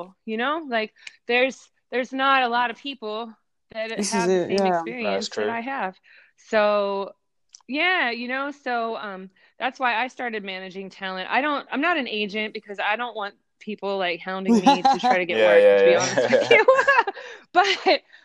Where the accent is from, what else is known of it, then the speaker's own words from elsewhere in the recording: Cincinnati, Ohio, United States; I grew up in Cincinnati